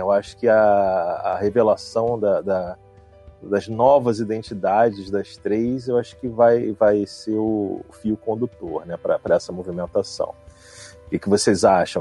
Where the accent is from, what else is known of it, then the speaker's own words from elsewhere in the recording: Brazil; eu, como brasileiro